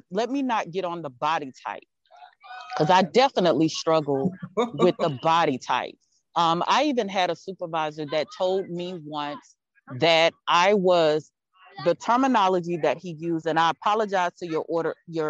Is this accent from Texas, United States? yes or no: yes; Texas, United States; I'm from Texas